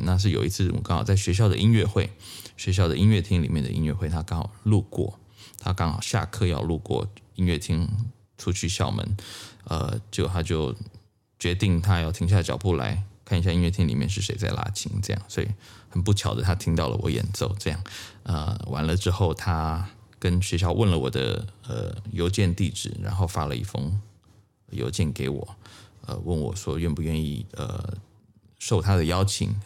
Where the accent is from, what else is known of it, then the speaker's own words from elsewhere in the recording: Tainan, Taiwan; now in United States; 我的第一个启蒙老师在台湾，呃，我是台南人，呃，我的第一位小提琴老师叫王立文